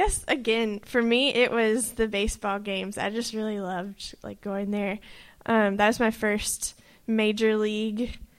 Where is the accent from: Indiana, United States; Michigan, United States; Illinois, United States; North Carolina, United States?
North Carolina, United States; Lexington; now in Asheville, United States; I am from North Carolina. Grew up in Lexington, where all the barbecue is, and then I went to college, UNC Chapel Hill. Graduated last summer, and I've moved to Asheville, North Carolina